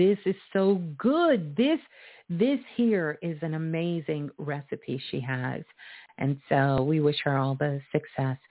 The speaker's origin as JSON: {"language": "English", "town": "New York City", "region": "New York", "country": "United States", "said": "I'm from Brooklyn"}